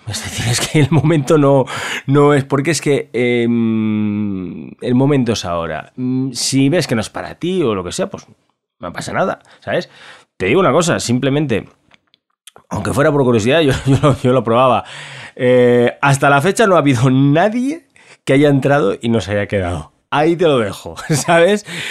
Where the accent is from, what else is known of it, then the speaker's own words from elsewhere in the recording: Valencia, Valencian Community, Spain; yo soy de Valencia, en España